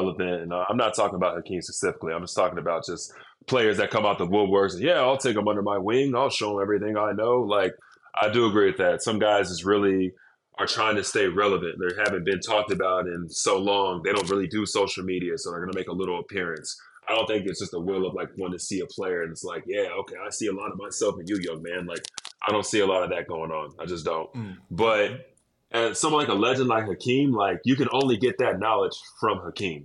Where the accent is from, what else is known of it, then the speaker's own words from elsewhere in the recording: Dallas, Texas, United States; I grew up in Dallas